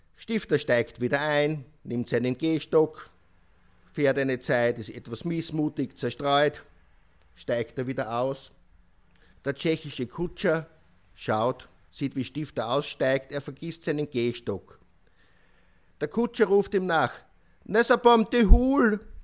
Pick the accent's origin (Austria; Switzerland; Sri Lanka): Austria; Bei uns in Österreich